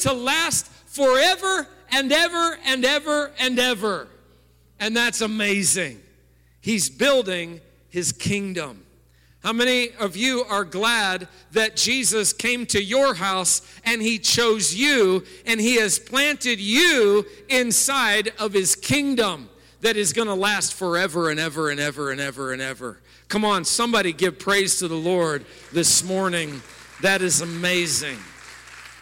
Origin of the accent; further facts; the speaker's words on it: East Peoria, Illinois, United States; I grew up in East Peoria, and as a boy, we went over that bridge all the time on our way to Peoria.